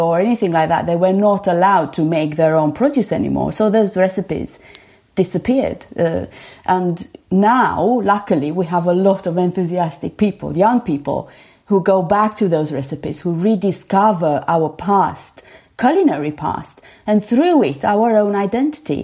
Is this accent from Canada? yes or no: no; Bucharest, Romania; I grew up in a city. I grew up in Bucharest.